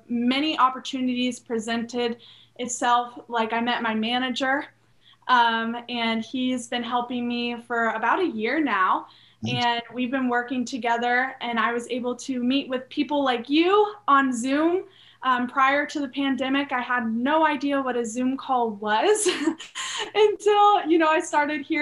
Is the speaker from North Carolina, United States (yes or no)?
no; Charleston, South Carolina, United States; also born or lived in Nashville; I'm from Charleston, South Carolina. Born and raised in Charleston